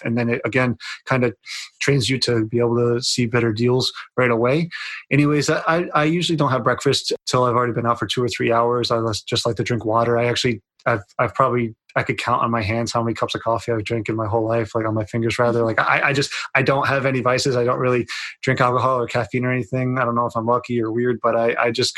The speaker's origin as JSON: {"language": "English", "town": "Lake George", "region": "New York", "country": "United States", "tie": "born or raised there", "said": "if you ever come into my hometown"}